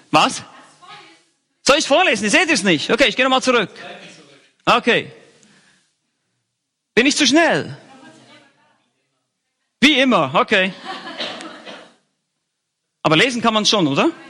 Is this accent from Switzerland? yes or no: yes; Bern, Switzerland; ich bin eigentlich ein Berner und Bernern wird nachgesagt in der Schweiz, dass sie ganz langsam sprechen